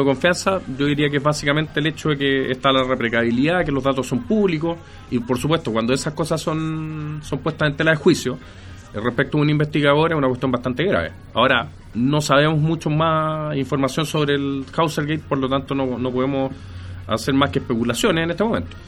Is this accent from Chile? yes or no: yes; Chile; cómo somos los chilenos